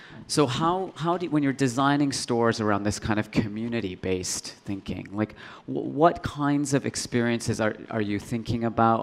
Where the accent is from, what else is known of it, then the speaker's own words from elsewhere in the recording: Canada; growing up in Canada, you know, in the suburbs